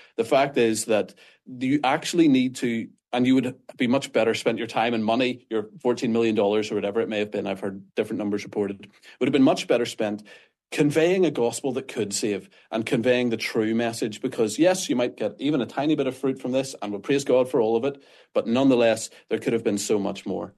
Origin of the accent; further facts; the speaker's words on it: Northern Ireland, United Kingdom; accent: Northern Irish; People can probably tell from my accent that I'm not American. I'm Northern Irish.